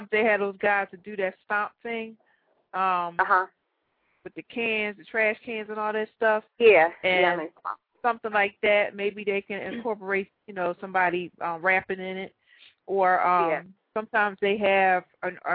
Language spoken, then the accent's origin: English; Philadelphia, Pennsylvania, United States; moved away as an adult; now in New Jersey, United States; I was born and raised in Philly.